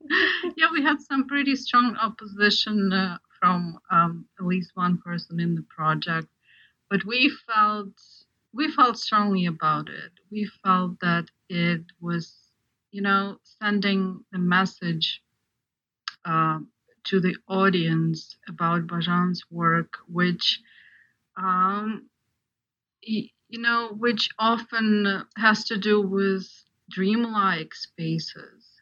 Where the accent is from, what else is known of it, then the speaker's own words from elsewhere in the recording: Ukraine; moved away; I'm actually an example of of um, Ukrainian, partly Ukrainian audience because I grew up in Ukraine